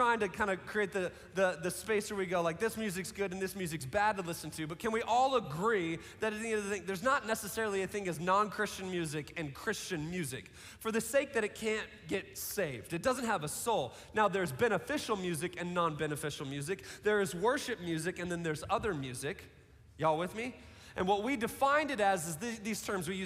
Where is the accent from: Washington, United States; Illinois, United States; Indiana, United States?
Washington, United States; Seattle; I grew up in Seattle, so like the prerequisite to be a Seattle kid was to play like rock music and drink Starbucks